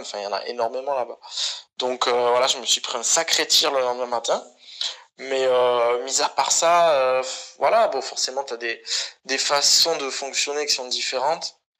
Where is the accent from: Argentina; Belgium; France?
France; accent: French; moved away; also born or lived in Barcelona, Spain; je suis de Barcelone. Bah, j'y vivais, tu vois, mais avec un air bien français